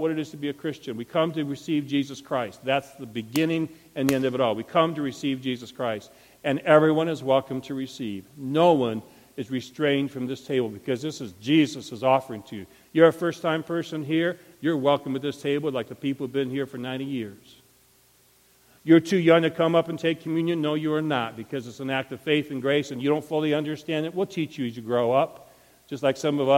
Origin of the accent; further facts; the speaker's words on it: Montrose, Michigan, United States; I was raised in Montrose, Michigan, in the country